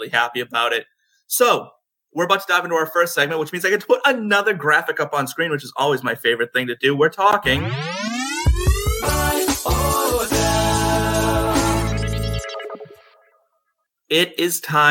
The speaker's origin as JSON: {"language": "English", "town": "Boston", "region": "Massachusetts", "country": "United States", "said": "I am from Boston"}